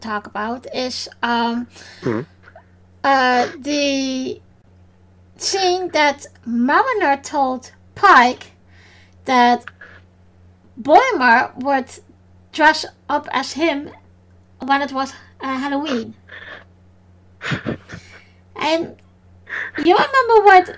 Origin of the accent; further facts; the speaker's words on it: Netherlands; first language Dutch; English is a second language; my native language, Dutch